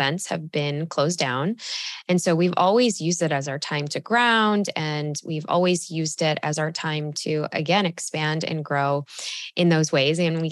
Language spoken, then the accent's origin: English; Chicago, Illinois, United States; moved away as an adult; now in Austin, United States; I grew up literally on Lake Michigan, like in Chicago, shout out Northside